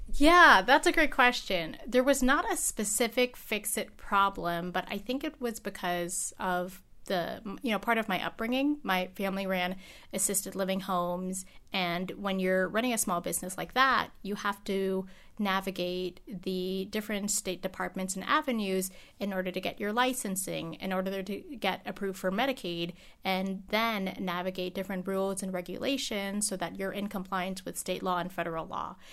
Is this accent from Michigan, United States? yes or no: no; Alaska, United States; first language English; everyone has emigrated from the Philippines except for me. I'm born here. English is my first language